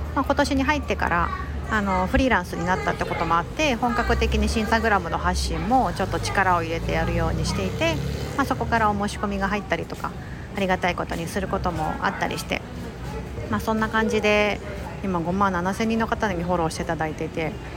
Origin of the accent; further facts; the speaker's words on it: Osaka, Japan; 私は結構大阪出身ってこともあって